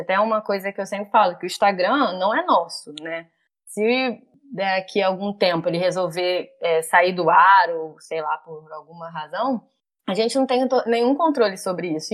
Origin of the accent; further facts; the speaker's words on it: Rio de Janeiro, Brazil; eu sou do Rio